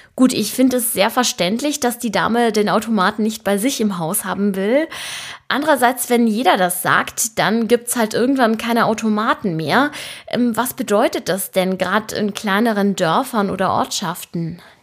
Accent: Germany; bei uns in Deutschland

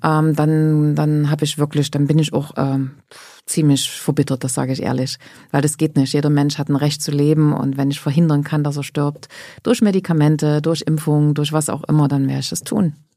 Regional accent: Grimma, Saxony, Germany; also born or lived in Nordhausen, Thuringia; bin nach Sachsen, nach Grimma, dort, wo ich heute noch lebe

